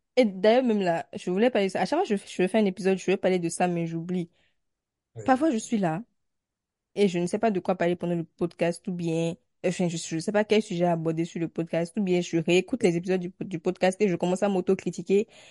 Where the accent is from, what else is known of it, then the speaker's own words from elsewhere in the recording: Benin; en tant que béninoise.